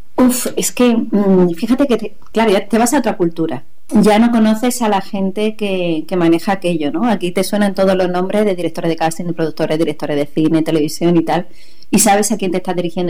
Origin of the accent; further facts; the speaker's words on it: Granada, Andalusia, Spain; moved away as an adult; also born or lived in Málaga / Mexico; allí en Granada me, hice todos los cursos que había